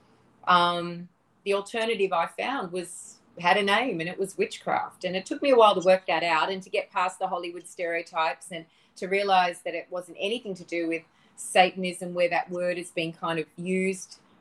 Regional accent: Australia; moved away as an adult; also born or lived in Los Angeles; growing up in the Australian suburbs with a lot of bush and a lot of nature

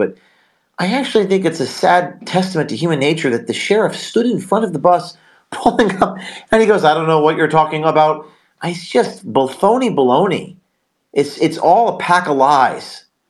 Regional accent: Tucson, Arizona, United States; I'm Catholic. I grew up in Tucson.

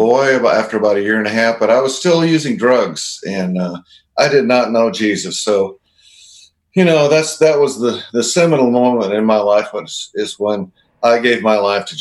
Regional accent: Seattle, Washington, United States; I grew up in Seattle

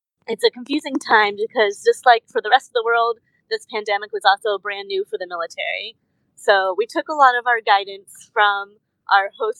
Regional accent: Sarasota, Florida, United States; moved away as an adult; now in Tokyo, Japan; I am originally from Sarasota, Florida, on the Sun Coast

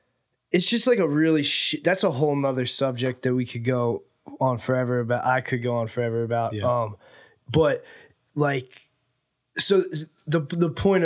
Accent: New Jersey, United States; moved away as an adult; now in Los Angeles, United States; You mentioned I'm from New Jersey.

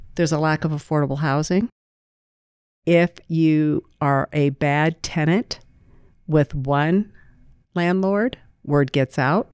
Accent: Greene County, Iowa, United States; I was raised in Greene County, a blue-collar family.

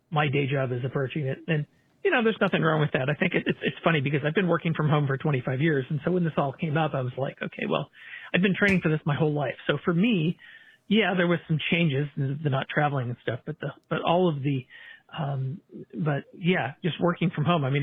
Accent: California, United States; born there; I was not born in Colorado. I was born in California.

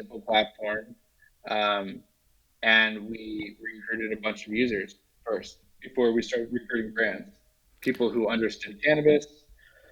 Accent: Washington, United States; moved away; also born or lived in Los Angeles; I'm from Washington State

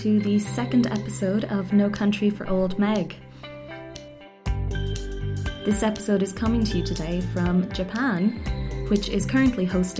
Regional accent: Ireland; And I don't know if it's just me being Irish

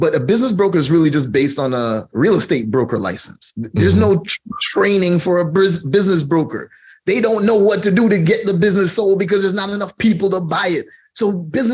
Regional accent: Jamaica; I'm Jamaican

